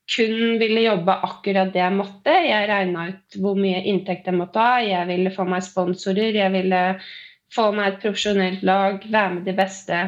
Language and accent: Norwegian; Øyer, Innlandet, Norway; moved away as an adult; now in Oslo, Norway; Jeg er eh, opprinnelig fra Gudbrandsdalen Øyer. Men jeg har bodd i Oslo de siste elleve årene